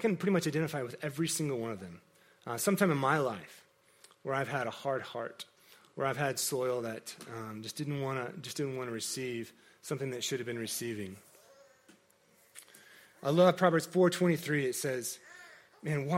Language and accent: English; Kansas, United States; I grew up in Kansas, in a very agricultural environment